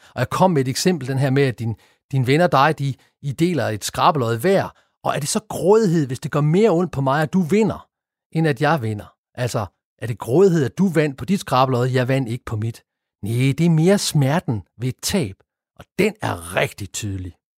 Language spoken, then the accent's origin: Danish; Denmark; vi danskere